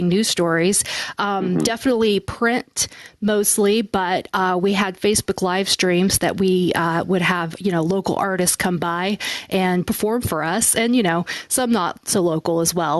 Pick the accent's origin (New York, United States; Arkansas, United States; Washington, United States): Arkansas, United States; Little Rock; now in Nashville, United States; I came from Little Rock, Arkansas